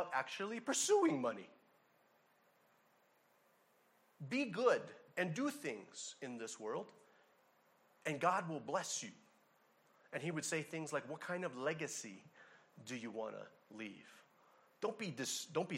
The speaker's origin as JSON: {"language": "English", "region": "Hawaii", "country": "United States", "said": "I'm from Hawaii"}